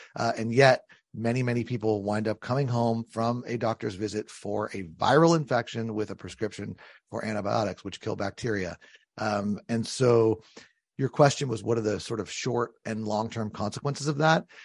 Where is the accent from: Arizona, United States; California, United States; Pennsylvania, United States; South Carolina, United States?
California, United States; San Diego; now in Connecticut, United States; I come from San Diego, California, is where I was born